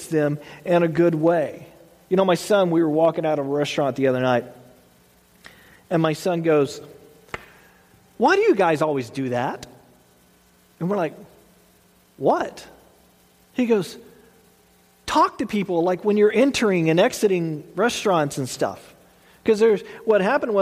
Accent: Texas, United States; I grew up in Texas

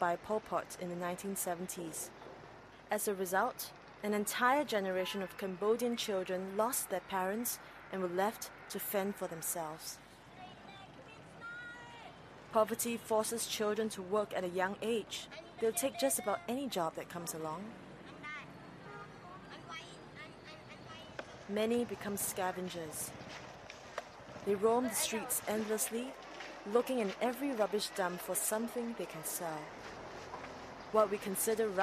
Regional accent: Singapore; I was born in Singapore.

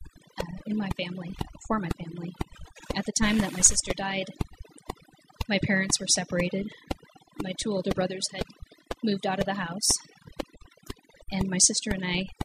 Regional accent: Cedarburg, Wisconsin, United States; I grew up in Cedarburg, Wisconsin, a small town

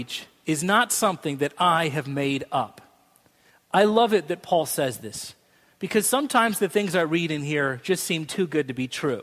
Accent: Boise, Idaho, United States; moved away; I grew up in Boise, Idaho

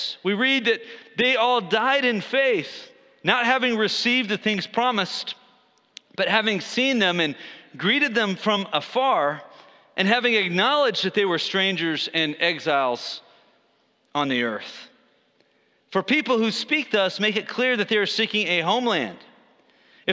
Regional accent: Texas, United States; my own nationality here as a Texan has got to be trumped by my true nationality as a Christian

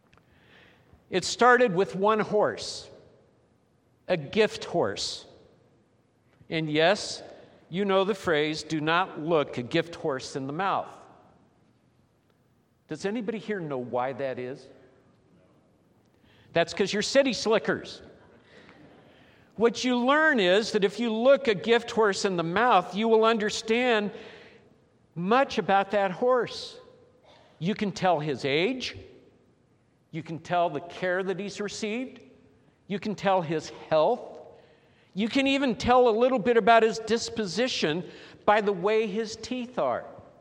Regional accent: Los Angeles, California, United States; moved away as an adult; also born or lived in Wichita, Kansas; she and I both were born and raised in Los Angeles, California

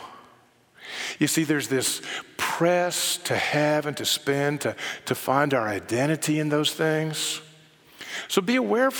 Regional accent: Bible Belt, the South, United States; I grew up in the South in the Bible Belt

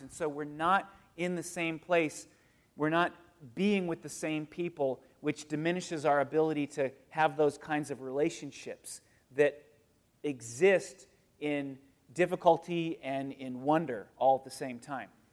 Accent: United States; I'm an American

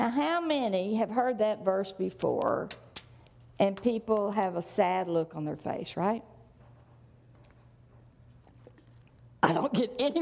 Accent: the South, United States; I was raised in the South

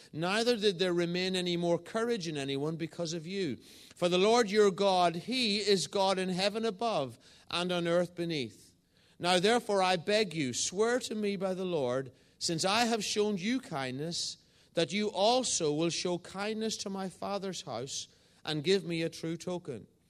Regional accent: Northern Ireland, United Kingdom; moved away as an adult; also born or lived in England; now in Northallerton, United Kingdom; I'm an Irishman. I was born in the south of Ireland and moved to the north of Ireland as a, a young boy

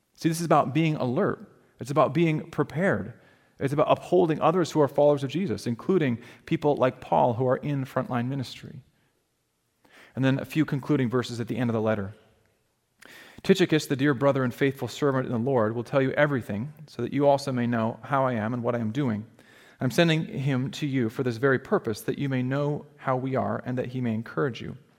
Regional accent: Alaska, United States; moved away; where I grew up in Alaska, we had grizzly bears

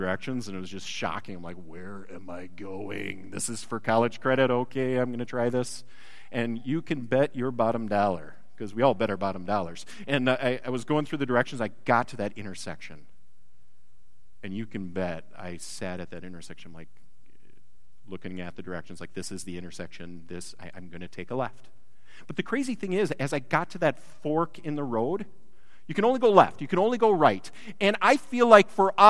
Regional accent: Wisconsin, United States; moved away; I come originally from a land of bounteous cheese and dairy

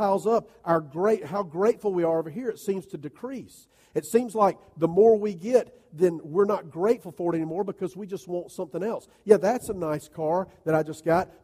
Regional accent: United States; as American followers of Jesus

